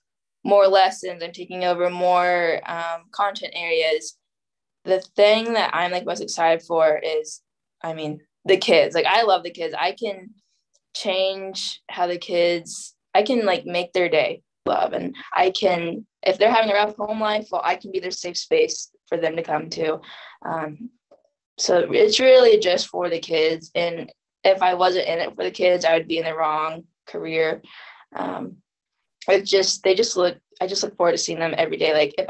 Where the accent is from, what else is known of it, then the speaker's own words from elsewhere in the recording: Missouri, United States; also born or lived in Jiangxi, China; I'm actually student teaching in my hometown, but not the same school I went to, but in my hometown